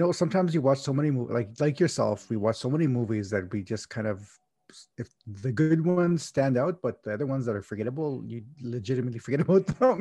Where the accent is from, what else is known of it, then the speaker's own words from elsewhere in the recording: Canada; I'm Canadian